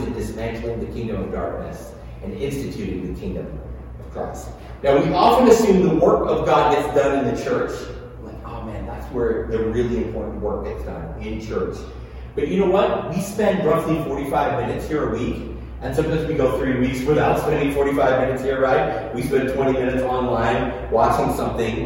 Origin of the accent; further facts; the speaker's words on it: Tennessee, United States; also born or lived in Pittsburgh; growing up in the South, my family moved down to Pittsburgh when I was a kid, to Tennessee